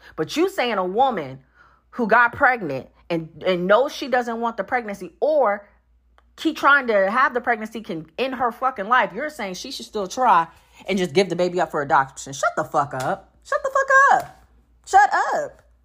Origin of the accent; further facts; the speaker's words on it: North Carolina, United States; now in Georgia, United States; my home state hasn't jumped on it 'cause I'm from North Carolina.